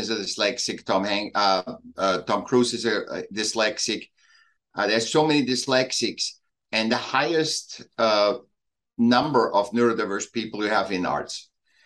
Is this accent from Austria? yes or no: yes; Vienna, Austria; moved away as an adult; now in Laguna Beach, United States; I was born in Vienna, and I moved here when I was 18 or 20.